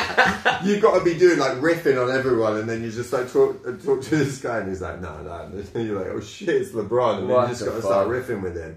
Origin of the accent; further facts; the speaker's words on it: Liverpool, North West England, United Kingdom; I'm from Liverpool, and that's cool.